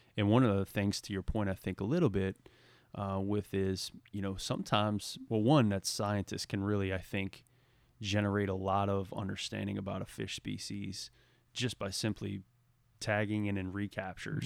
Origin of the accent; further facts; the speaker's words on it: Southeast Louisiana, United States; moved away; growing up in Southeast Louisiana